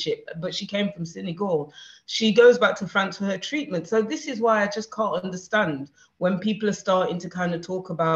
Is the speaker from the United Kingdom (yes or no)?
yes; Nottingham, East Midlands, United Kingdom; also born or lived in London; I was born in Nottingham, and I have a British passport